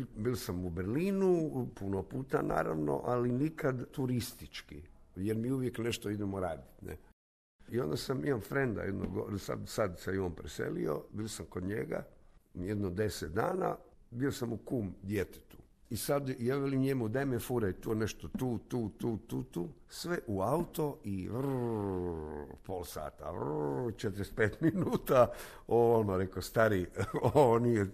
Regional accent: Zagreb, City of Zagreb, Croatia; Ja sam tu, vidi se iz ove zgrade, Strnja

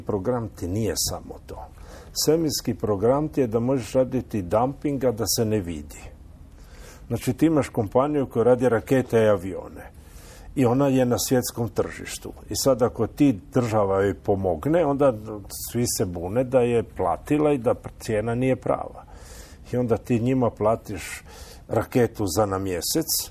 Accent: Istria County, Croatia; kod nas u Istri

